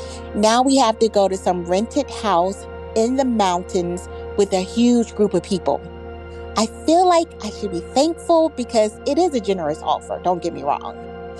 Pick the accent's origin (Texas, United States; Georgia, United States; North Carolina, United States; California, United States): North Carolina, United States; Hi, Headspace. … I'm from North Carolina.